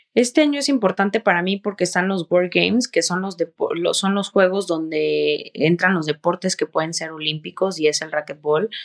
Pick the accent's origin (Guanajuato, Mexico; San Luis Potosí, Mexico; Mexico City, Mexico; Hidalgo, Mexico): San Luis Potosí, Mexico; moved away; also born or lived in Nuevo León; San Luis, donde yo nací